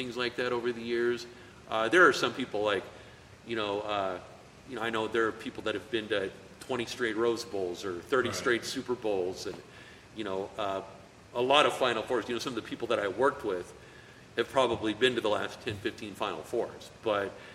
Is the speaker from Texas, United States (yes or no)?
no; Greeley, Colorado, United States; we grew up in the same hometown. You know, we're both from Greeley